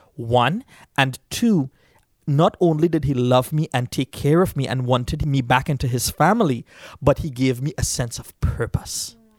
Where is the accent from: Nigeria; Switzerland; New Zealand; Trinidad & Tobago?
Trinidad & Tobago; moved away; Uh, I grew up in Trinidad, and I grew up in a Hindu background.